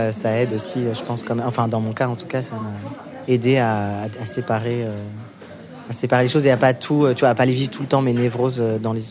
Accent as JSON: {"language": "French", "region": "Normandy", "country": "France", "tie": "born or raised there", "said": "Et euh, ça me rappelle mon enfance en Normandie."}